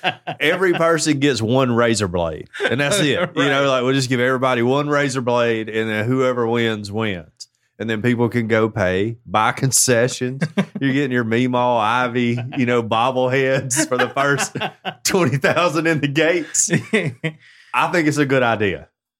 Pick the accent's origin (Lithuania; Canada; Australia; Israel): Canada; This is a story out of Ontario, out of Ontario, Canada, as a Canadian sister.